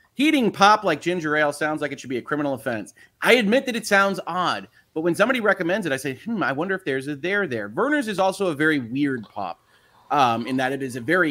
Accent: Michigan, United States; also born or lived in Illinois; I am a Michigan kid, although I was born in Illinois

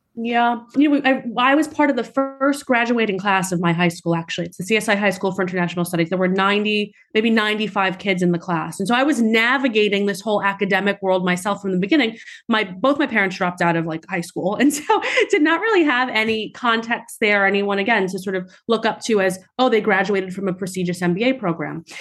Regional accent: New York City, New York, United States; I grew up in Staten Island, New York.

